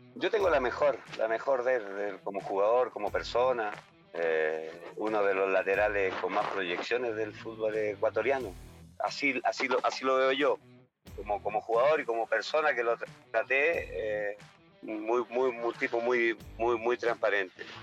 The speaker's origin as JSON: {"language": "Spanish", "country": "Chile", "moved": "as an adult", "lives_now": "Ecuador", "said": "trabajo yo acá, soy chileno"}